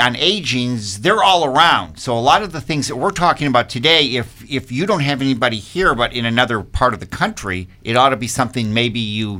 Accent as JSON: {"language": "English", "region": "Michigan", "country": "United States", "moved": "yes", "lives_now": "Virginia, United States", "said": "I'm from Michigan."}